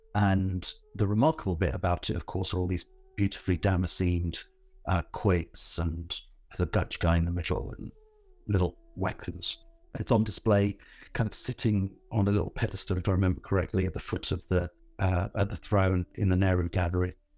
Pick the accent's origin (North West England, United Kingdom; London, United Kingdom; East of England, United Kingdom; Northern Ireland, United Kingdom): London, United Kingdom; Northolt; also born or lived in Southall; I was born in South Hall, but I didn't, you know, we didn't live there very long. We moved to Northolt, which is another part of that bit of suburban Northwest London.